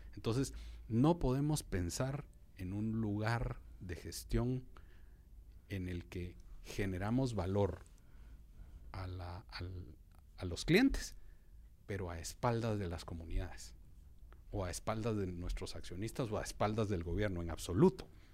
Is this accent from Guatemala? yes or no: yes; Guatemala; como guatemaltecos